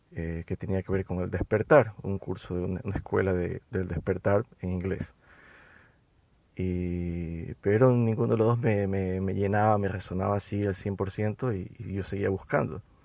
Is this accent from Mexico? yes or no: no; Ecuador; yo soy de Ecuador